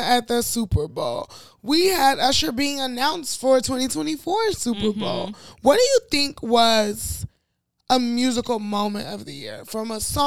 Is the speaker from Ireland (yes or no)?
no; Nigeria; being a Nigerian